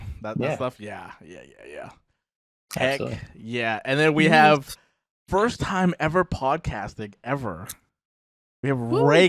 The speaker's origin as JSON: {"language": "English", "region": "West Coast of Canada", "country": "Canada", "said": "Dustin and I are from the West Coast, originally."}